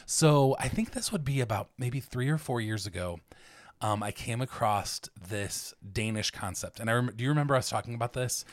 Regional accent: between Akron and Cleveland, Ohio, United States; also born or lived in Sydney, Australia; I grew up here in Ohio, except for that, that short time, and I actually grew up closer to the Lake Effect snow, um, between Akron and Cleveland.

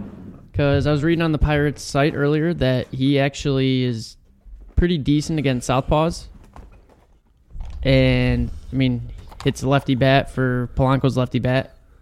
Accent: Crystal Lake, Illinois, United States; I'm from Crystal Lake.

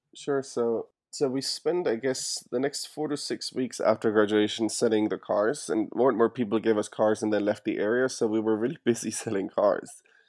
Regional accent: Germany; moved away as an adult; now in United States; As you can hear, I'm, I'm actually not from the U S originally. I was born and raised in Germany

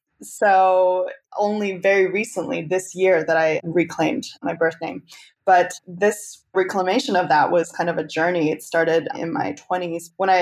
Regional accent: Chengdu, Sichuan, China; also born or lived in Canada; now in United States; Chengdu, my hometown

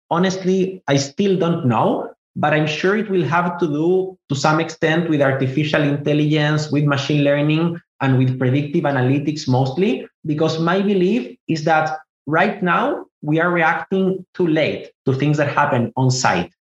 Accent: Chile; moved away as an adult; also born or lived in Israel; now in United States; I was born in Israel. I moved to South America, to Chile specifically, when I was five years old. I grew up in Chile most of my life, and I moved to the US when I was 28

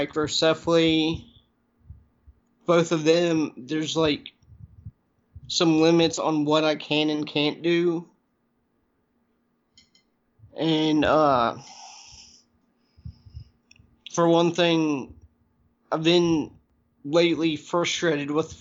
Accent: the South, United States; growing up in the South as a transgender individual

